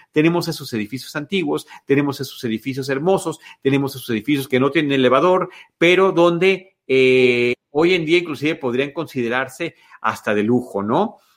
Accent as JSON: {"language": "Spanish", "country": "Mexico", "said": "como mexicanos"}